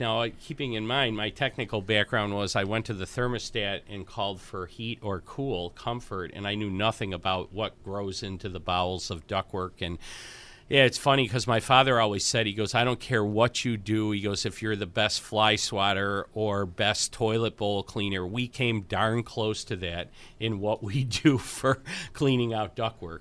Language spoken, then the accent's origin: English; Buffalo, New York, United States; I'm from Buffalo